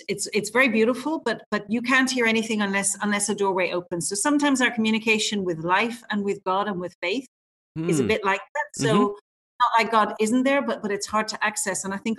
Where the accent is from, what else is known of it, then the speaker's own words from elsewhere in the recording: Ireland; now in Brisbane, Australia; I'm based in Brisbane. I teach and work in Brisbane, but I am Irish.